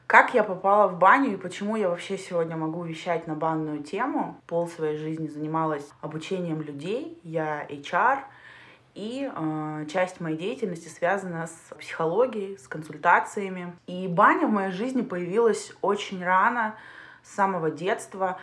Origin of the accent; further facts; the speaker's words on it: Siberia, Russia; now in Saint Petersburg, Russia; я переехала из Сибири в Петербург